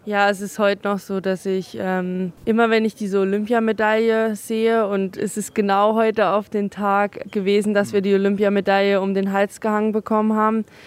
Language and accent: German; Oberhof, Thuringia, Germany; hier ähm, in meiner Heimat